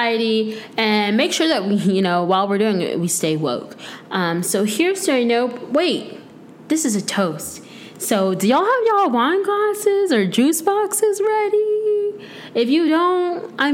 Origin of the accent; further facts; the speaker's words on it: Tampa, Florida, United States; moved away as an adult; also born or lived in Michigan; now in North Carolina, United States; I'm from Florida. Well, I was born in Michigan, but all I know is Florida. It's literally my entire life.